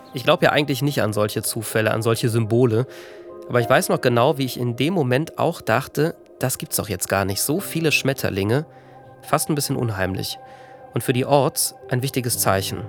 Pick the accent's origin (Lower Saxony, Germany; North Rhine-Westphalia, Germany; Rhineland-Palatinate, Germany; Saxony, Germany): Rhineland-Palatinate, Germany; Ahr Valley; Im Ahrtal, in meiner Heimat